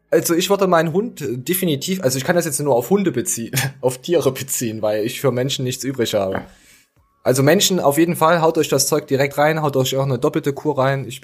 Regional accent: Germany; Was sag ich? Ich bin ja, ich bin ja Deutscher.

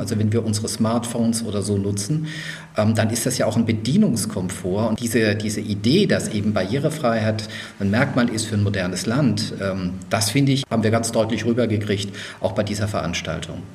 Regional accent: Mannheim/Heidelberg, Baden-Württemberg, Germany; also born or lived in Würzburg, Bavaria; Ich bin ja in Würzburg geboren, also auch Franke, bin aber dann in Sehr Mannheim, gut. Heidelberg, ja, das dachte ich mir, groß geworden

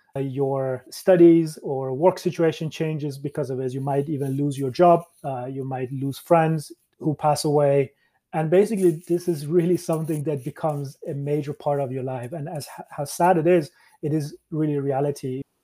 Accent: Sweden; moved away as an adult; also born or lived in Iran / Canada / Dublin, Ireland; when I moved as a child from Iran to Sweden

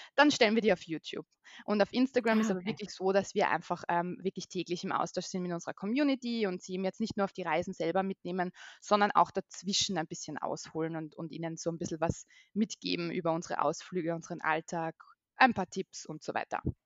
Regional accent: Vienna, Austria; moved away as an adult; now in Carinthia, Austria; also ich bin aus Österreich, ich bin geboren in Wien und lebe jetzt zusammen mit meinem Mann und mit meiner mittlerweile zweieinhalbjährigen Tochter in Kärnten.

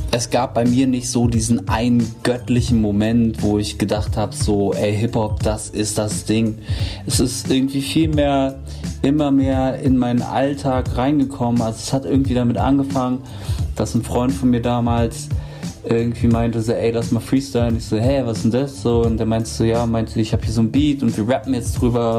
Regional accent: Berlin, Germany; ich wurde in Berlin-Neukölln geboren

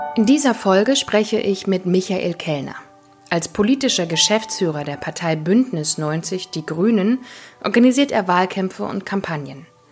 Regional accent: East Germany, Germany; Ich bin selbst im Osten geboren nur wenige Monate vor dem Fall der Mauer

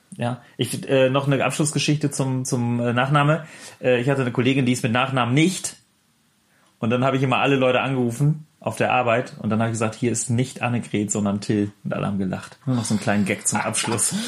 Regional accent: the North, Northern Germany, Germany; Bei uns im Norden

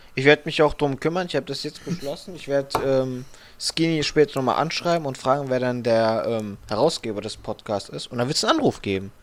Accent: Frankfurt, Hesse, Germany; bei uns in Frankfurt

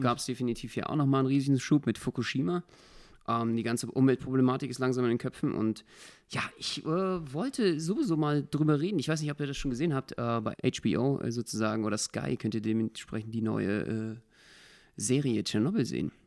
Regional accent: Berlin, Germany; als Berliner

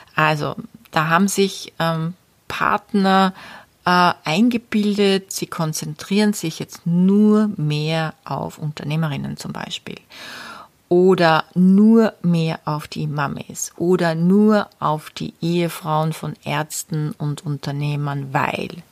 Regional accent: Austria; bei uns in Österreich

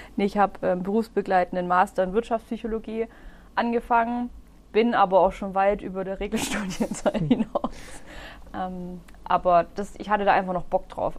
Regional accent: Öschelbronn, Baden-Württemberg, Germany; also born or lived in Herrenberg; Ich bin gebürtige Öschlebraunerin

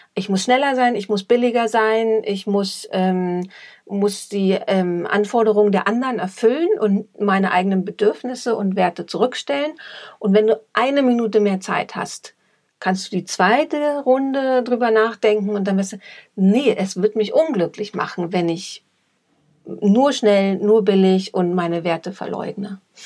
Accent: East Germany, Germany; now in Munich, Germany; Ich komme aus Ostdeutschland, das ist, glaube ich, auch nochmal so ein Punkt. Ähm, da wurde man sehr gemeinschaftsorientiert erzogen

